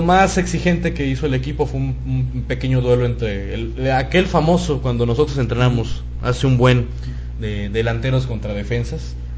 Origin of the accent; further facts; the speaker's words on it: Mexico; somos los mexicanos